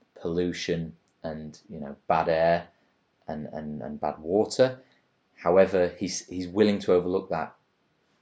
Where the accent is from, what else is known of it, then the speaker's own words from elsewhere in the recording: England, United Kingdom; as an English person